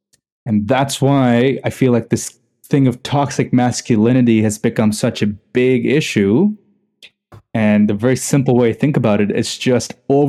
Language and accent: English; Dubai, United Arab Emirates; also born or lived in India; I'm not even from here, right? I grew up in Dubai in India.